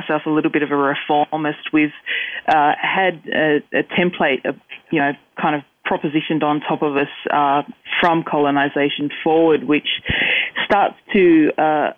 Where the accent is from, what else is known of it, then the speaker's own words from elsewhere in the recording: Australia; as we start to have agency of our voices as Aboriginal people